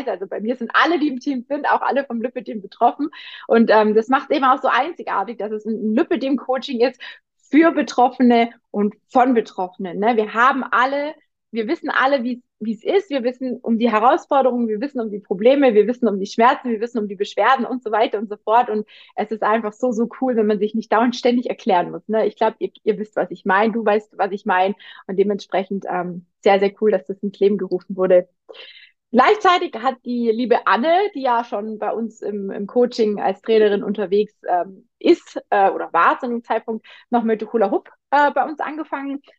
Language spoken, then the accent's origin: German; Baden-Württemberg, Germany; ich bin eigentlich ursprünglich eine kleine Radlerin, ne? also bei uns, da wo ich herkomme, im Schwabenländle gibt es nicht groß wie Berge